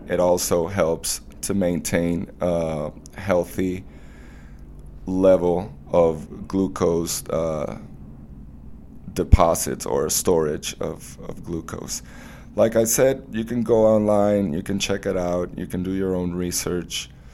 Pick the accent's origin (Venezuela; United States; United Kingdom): Venezuela; Mérida; My hometown, Mérida, it's a mountain city